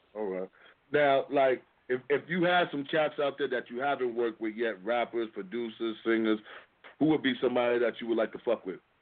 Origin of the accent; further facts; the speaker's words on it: New York City, New York, United States; I'm from Harlem